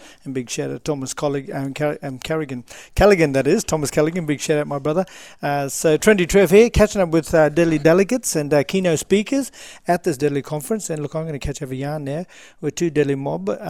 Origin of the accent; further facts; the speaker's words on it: far north Queensland, Australia; this little black duck from far north Queensland.